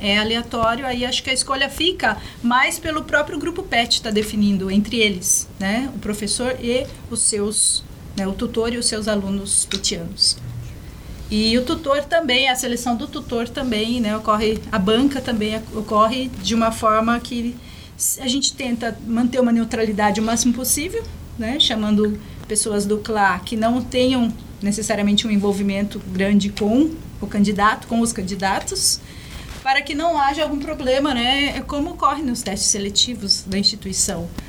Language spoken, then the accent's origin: Portuguese; Minas Gerais, Brazil; also born or lived in São Paulo; now in Guarapuava, Brazil; eu nasci em Minas, minha, parte da minha família está lá